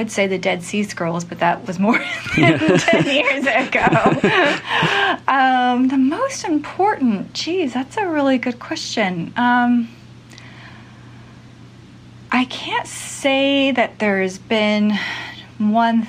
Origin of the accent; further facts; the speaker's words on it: Southern California, United States; also born or lived in Auburn, California / England; I'm from Southern California originally, and then I moved up to Northern California when I was in high school, so I'm just a California gal.